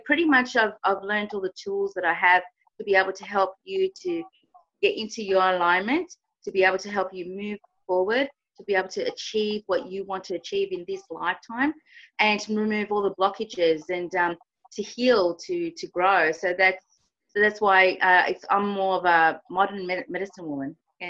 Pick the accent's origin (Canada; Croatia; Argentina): Argentina; now in Australia; I'm actually from Argentina originally, and, you know, my family, you know, came to Australia, and I've started my spiritual journey here.